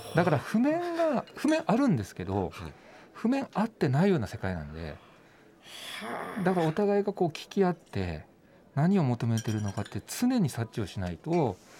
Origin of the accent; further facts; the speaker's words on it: Nagasaki, Japan; 僕地元長崎なんですけども、長崎市なんですけどね